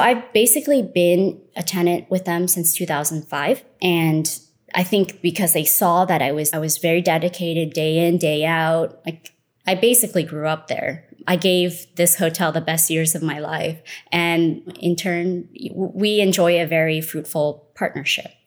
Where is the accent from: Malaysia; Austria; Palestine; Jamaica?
Malaysia; moved away; I was born in Malaysia. I'm considered third generation Malaysian Chinese